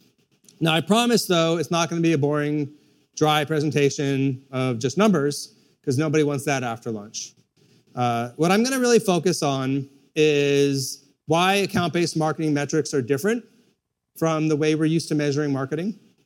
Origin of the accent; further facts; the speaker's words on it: Ethiopia; born there; I was born in Ethiopia. What's marked on the map is actually Eritrea, because the part where I was born as Mara split off during the Civil War. But at the time, it was Ethiopia.